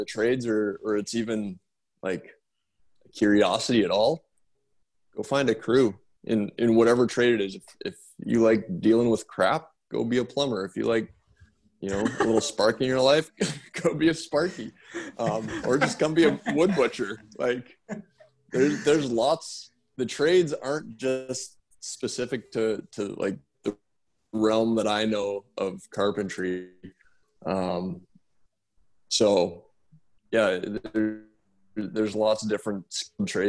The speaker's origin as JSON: {"language": "English", "region": "Saskatchewan", "country": "Canada", "tie": "born or raised there", "said": "I grew up in Saskatchewan"}